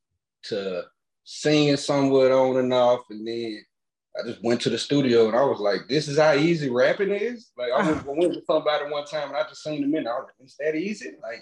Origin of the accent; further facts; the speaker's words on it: Hattiesburg, Mississippi, United States; Hattiesburg, Mississippi.